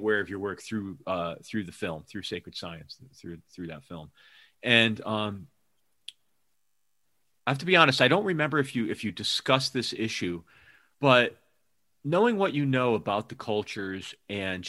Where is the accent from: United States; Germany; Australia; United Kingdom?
United States; Hamden, Connecticut; also born or lived in New York City; now in Seattle, United States; I'm from Hamden